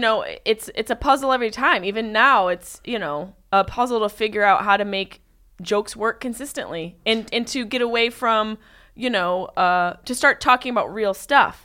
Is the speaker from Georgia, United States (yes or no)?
no; Syracuse, New York, United States; I am from upstate New York, Syracuse.